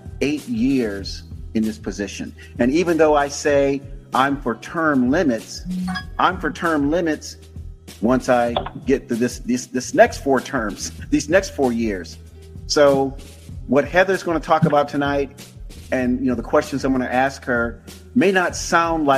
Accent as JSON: {"language": "English", "town": "Tampa", "region": "Florida", "country": "United States", "tie": "born or raised there", "moved": "yes", "said": "I am a native of Hillsborough County, born and raised in Tampa"}